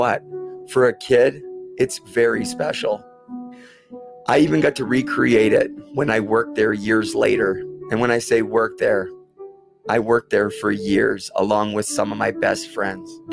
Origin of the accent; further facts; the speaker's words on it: Port Coquitlam, British Columbia, Canada; When I was 8 years old in my hometown of Port Coquitlam, we got our very own indoor hockey training center